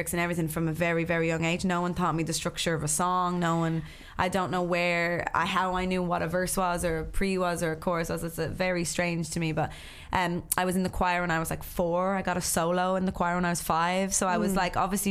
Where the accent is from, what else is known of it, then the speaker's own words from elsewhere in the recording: Ireland; moved away as an adult; also born or lived in Los Angeles; as an Irish woman in LA on my own without my family there